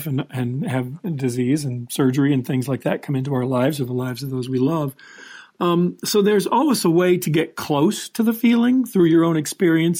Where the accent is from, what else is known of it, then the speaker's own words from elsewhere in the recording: Los Angeles, California, United States; I'm from Hollywood